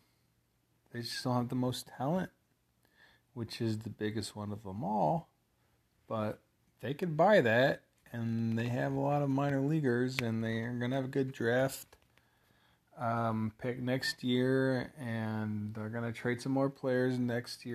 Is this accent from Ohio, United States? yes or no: no; 150 miles south of Chicago, Illinois, United States; Grew up fucking 150 miles south of Chicago